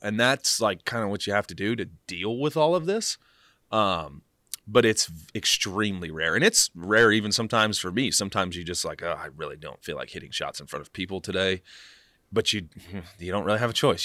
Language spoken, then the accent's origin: English; Kansas City, Missouri, United States; moved away; also born or lived in Dallas, Texas; I grew up in Kansas City